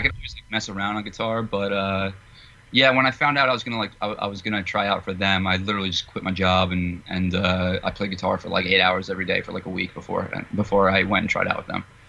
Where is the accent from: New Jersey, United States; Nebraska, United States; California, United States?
New Jersey, United States; I grew up in Jersey